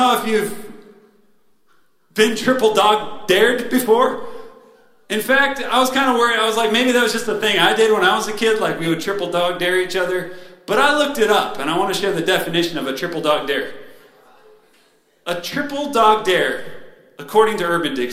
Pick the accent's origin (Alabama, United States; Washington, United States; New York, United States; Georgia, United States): Washington, United States; Spokane; moved away as an adult; also born or lived in San Luis Obispo, California; now in San Diego, United States; I grew up in Spokane, Washington.